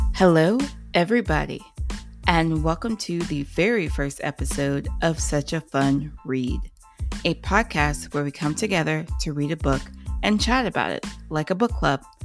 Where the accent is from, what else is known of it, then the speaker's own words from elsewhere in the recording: Ohio, United States; I'm from Ohio